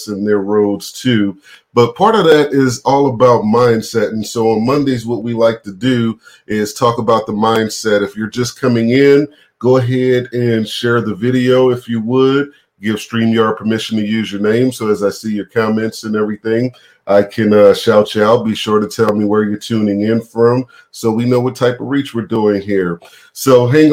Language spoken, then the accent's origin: English; New Orleans, Louisiana, United States; I'm from New Orleans